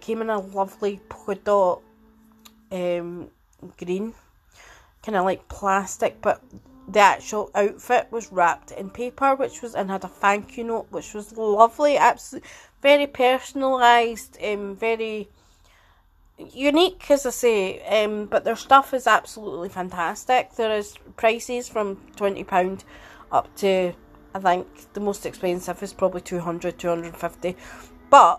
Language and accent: English; Edinburgh, Scotland, United Kingdom; I'm 46 and I'm from Edinburgh